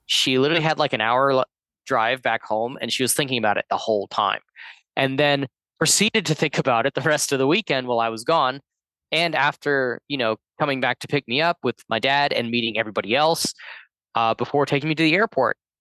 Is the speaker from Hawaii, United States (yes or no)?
no; Georgia, United States; moved away; my home state of Georgia